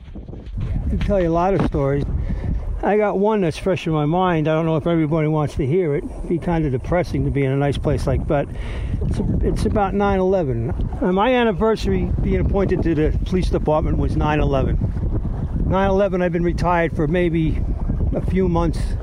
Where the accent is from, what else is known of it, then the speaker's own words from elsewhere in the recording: New York City, New York, United States; the way I went after adventure in New York City was, let's say I was about four years old, tenement, fire escapes